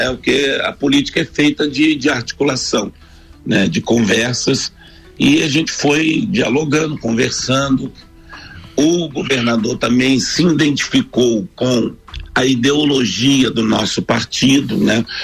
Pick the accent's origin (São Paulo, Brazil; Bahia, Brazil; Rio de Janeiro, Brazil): Rio de Janeiro, Brazil; accent: carioca; moved away as an adult; now in Santa Catarina, Brazil; já me considero um catarinense, né? Já estou aqui há 17 anos, mas o sotaque é difícil de perder. Apesar de eu estar bem, bem, é, muito tempo sem, sem, sem voltar, regressar ao Rio de Janeiro, né?